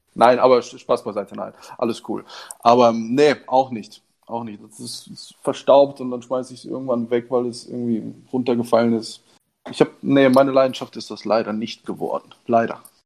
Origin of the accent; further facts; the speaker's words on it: Germany; Ich bin Italiener. Ich bin in Deutschland geboren und aufgewachsen.